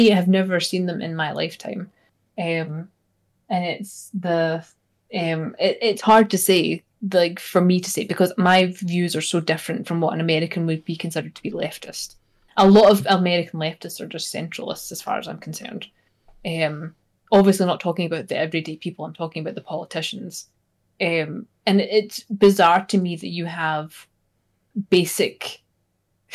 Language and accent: English; Scotland, United Kingdom; now in United States; I am a Scottish person living in America